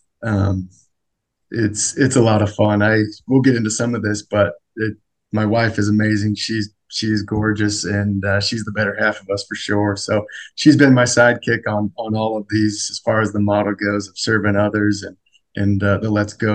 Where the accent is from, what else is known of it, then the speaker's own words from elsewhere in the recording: Sandy, Utah, United States; I grew up in Sandy, like you said, family of 10 with 8 kids.